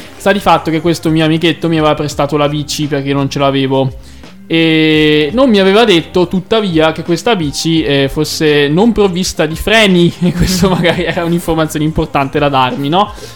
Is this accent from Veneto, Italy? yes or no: yes; Valdagno, Veneto, Italy; ospedale San Lorenzo di Valdagno, carissimo ospedale che mi ha fatto nascere